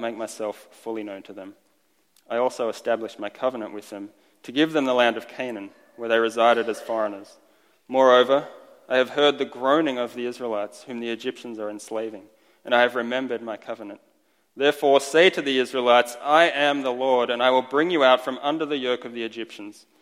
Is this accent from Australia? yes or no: yes; Australia; first language Estonian; English is a second language; moved away as an adult; also born or lived in Estonia (ancestry); I've been in Australia my entire life up until I was 21, moved here